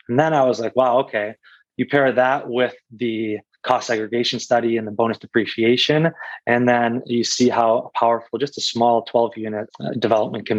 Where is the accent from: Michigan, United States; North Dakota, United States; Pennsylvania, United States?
Michigan, United States; Detroit; I grew up in Metro Detroit, so we know the area very well.